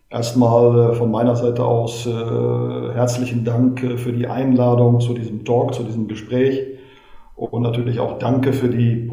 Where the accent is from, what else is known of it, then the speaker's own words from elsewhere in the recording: Westerkappeln, North Rhine-Westphalia, Germany; also born or lived in Gelsenkirchen; Äh, Sie müssen wissen, dass ich äh, gebürtiger Gelsenkirchener bin und durch den Beruf meines Vaters dann ab dem neunten Lebensjahr in Westerkappeln bei Osnabrück gelebt habe, da auch angefangen bin, Fußball zu spielen.